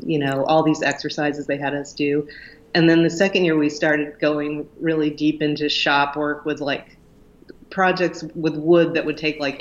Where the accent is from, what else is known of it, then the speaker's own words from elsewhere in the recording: Lima, Ohio, United States; my hometown, Lima, Ohio. We moved to Lima when I was about 6.